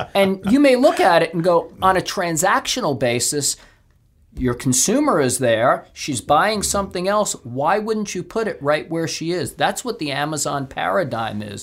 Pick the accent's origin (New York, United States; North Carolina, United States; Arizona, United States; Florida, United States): New York, United States; Brooklyn; I'm a guy from Brooklyn